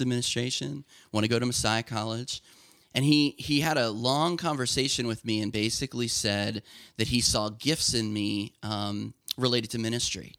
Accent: Lancaster County, Pennsylvania, United States; I grew up in Lancaster County

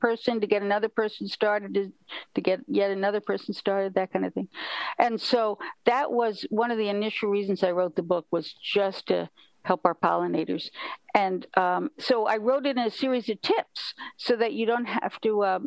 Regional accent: New York City, New York, United States; moved away; also born or lived in Kyoto, Japan; I was a kid from New York City.

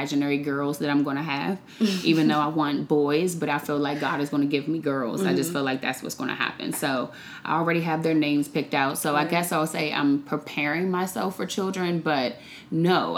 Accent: Washington, District of Columbia, United States; also born or lived in Maryland; I am originally from D.C. I grew up in the DMV area, so born and raised in D.C. and Maryland

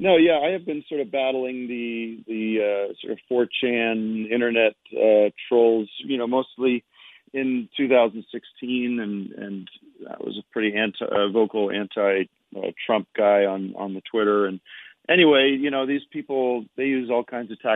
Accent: Allentown, Pennsylvania, United States; moved away as an adult; now in California, United States; I'm from back east. I'm from Allentown, Pennsylvania

